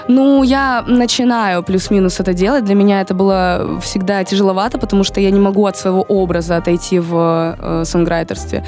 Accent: Rostov-on-Don, Rostov Oblast, Russia; now in Moscow, Russia; я из Ростова тоже

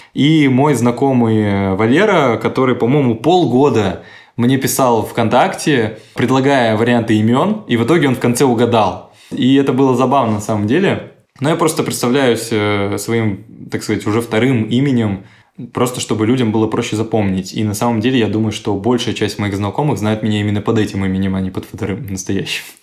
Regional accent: Astana, Kazakhstan; born or raised there; now in Krasnodar, Russia

